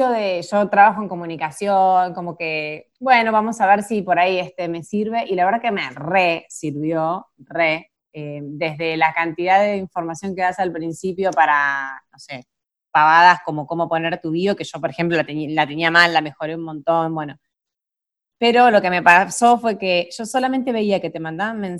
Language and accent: Spanish; Argentina; now in France; yo soy argentina, vivo en Francia y vendo productos en Argentina